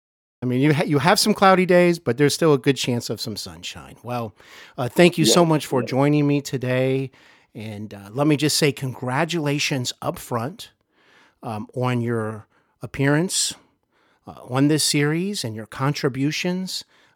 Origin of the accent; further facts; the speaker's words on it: Cincinnati, Ohio, United States; I'm here in Cincinnati, Ohio, my hometown.